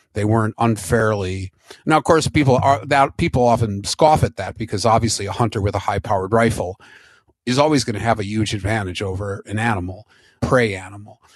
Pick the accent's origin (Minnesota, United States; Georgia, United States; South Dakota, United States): Minnesota, United States; Minneapolis; I grew up in Minneapolis